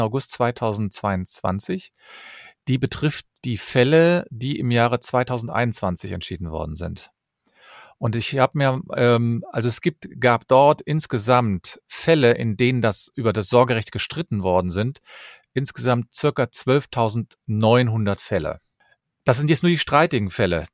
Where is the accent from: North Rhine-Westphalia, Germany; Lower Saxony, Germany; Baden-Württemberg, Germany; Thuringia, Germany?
North Rhine-Westphalia, Germany; Cologne; Ich komme aus Köln und ich bin Fachanwalt für Familienrecht